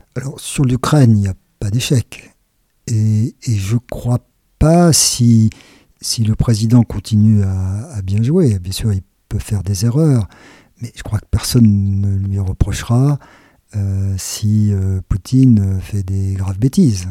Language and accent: French; France; Quand on est français